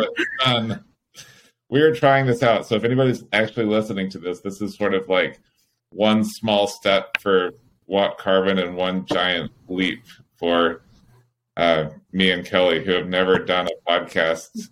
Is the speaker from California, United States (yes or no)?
yes; California, United States; as a Californian